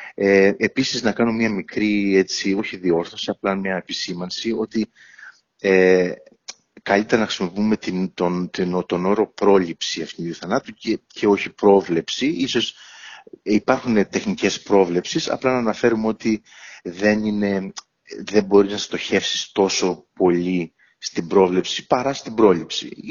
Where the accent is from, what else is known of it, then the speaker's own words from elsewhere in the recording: Ierapetra, Crete, Greece; moved away as an adult; also born or lived in Athens, Greece / Heraklion, Greece; now in London, United Kingdom; μεγάλωσα στην Ιερά Πέτρα τα πρώτα μου 18 χρόνια